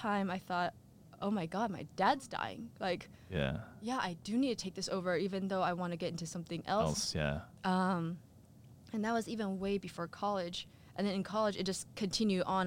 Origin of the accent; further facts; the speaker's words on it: San Diego, California, United States; I grew up in San Diego